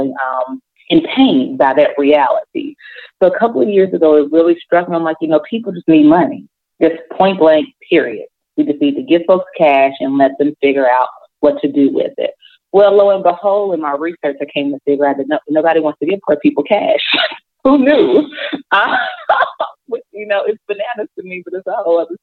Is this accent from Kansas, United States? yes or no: no; Jackson, Mississippi, United States; when we moved from the Delta, moved to Jackson